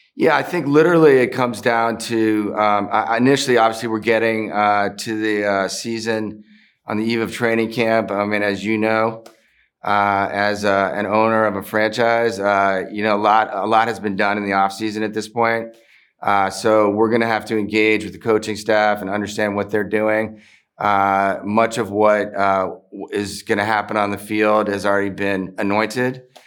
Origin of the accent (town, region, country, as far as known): Maryland, United States; born or raised there; also born or lived in Philadelphia